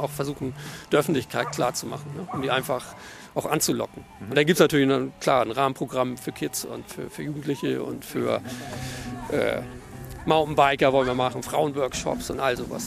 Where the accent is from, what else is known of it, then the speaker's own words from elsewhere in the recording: Hamburg, Germany; wir sind Hamburger